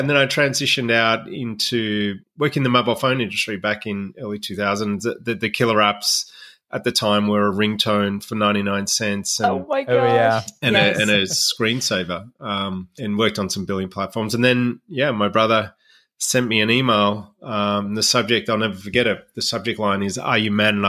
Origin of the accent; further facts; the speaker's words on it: Melbourne, Victoria, Australia; Went to a Catholic boys' school growing up in Melbourne, Australia